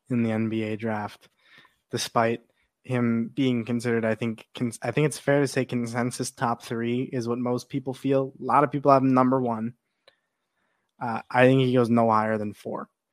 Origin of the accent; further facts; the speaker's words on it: Chicago, Illinois, United States; my hometown Chicago